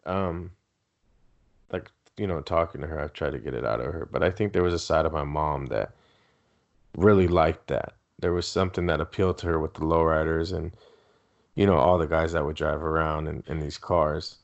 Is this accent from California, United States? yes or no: yes; Southern California, United States; first language Spanish; English is a second language; also born or lived in San Diego County; I'm from Southern California